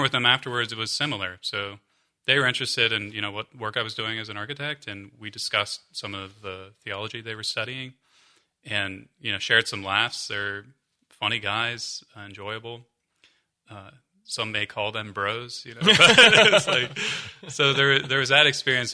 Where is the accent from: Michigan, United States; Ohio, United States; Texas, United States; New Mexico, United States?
Ohio, United States; Columbus; moved away; also born or lived in Arlington; I'm from Columbus